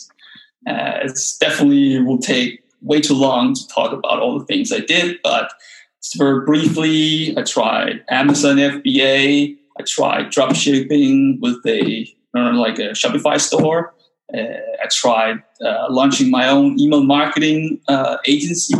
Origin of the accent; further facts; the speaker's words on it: Denmark; English is a second language; moved away as an adult; also born or lived in China; now in Copenhagen, Denmark; So I'm Danish, and actually really interesting because I just very recently moved back to my home country, moved back to Copenhagen, the capital of Denmark